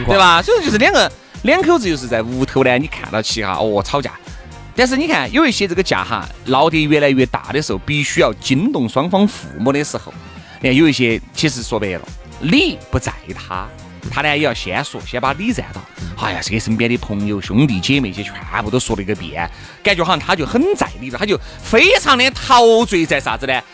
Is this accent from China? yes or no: yes; Sichuan, China; 我们四川这边